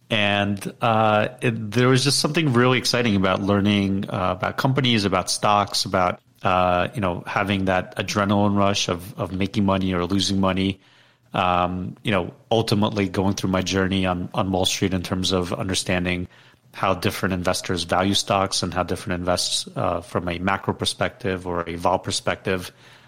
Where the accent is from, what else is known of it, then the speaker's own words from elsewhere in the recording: Ukraine; moved away; I was born in Ukraine.